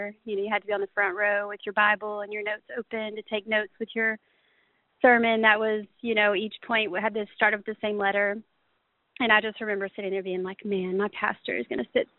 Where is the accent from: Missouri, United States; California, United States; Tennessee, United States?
Tennessee, United States; Chattanooga; moved away as an adult; also born or lived in Amazon, Brazil; I was born and raised in Chattanooga